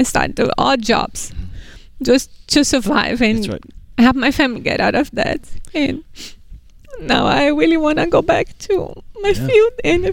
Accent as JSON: {"language": "English", "town": "Hudson", "region": "Massachusetts", "country": "United States", "said": "Hudson, Massachusetts"}